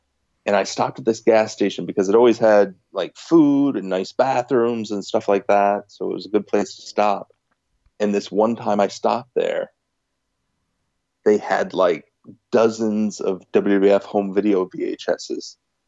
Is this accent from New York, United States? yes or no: yes; Northern New York, United States; moved away as an adult; also born or lived in Philadelphia; I grew up in Northern New York, but I went to grad school in Philadelphia.